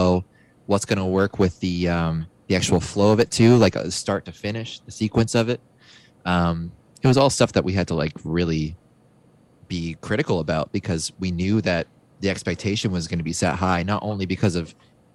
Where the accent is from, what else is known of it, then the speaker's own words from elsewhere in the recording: Canada; being Canadian